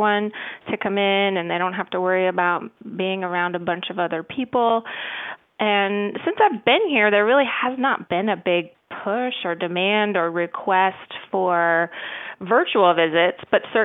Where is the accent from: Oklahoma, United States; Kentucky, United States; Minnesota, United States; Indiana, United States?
Indiana, United States; moved away as an adult; also born or lived in Tennessee; now in Outer Banks, North Carolina, United States; I'm originally from Indiana. I was born and raised there